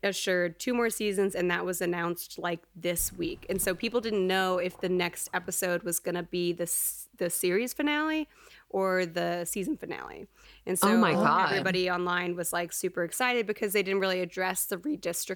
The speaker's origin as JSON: {"language": "English", "region": "Texas", "country": "United States", "tie": "born or raised there", "said": "growing up in Texas"}